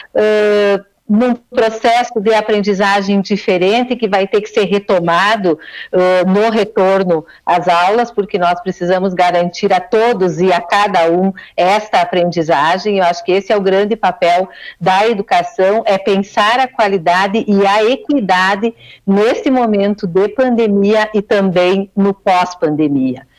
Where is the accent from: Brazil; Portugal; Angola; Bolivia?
Brazil; Giruá, Rio Grande do Sul; moved away as an adult; now in Porto Alegre, Brazil; Sou de, sou de Giruá, mas estou a Porto Alegre já há dois anos e meio